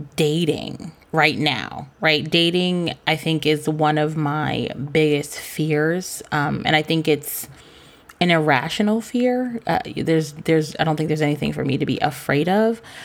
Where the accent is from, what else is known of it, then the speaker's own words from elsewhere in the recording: Cambridge, Massachusetts, United States; our hustle as kids growing up in Cambridge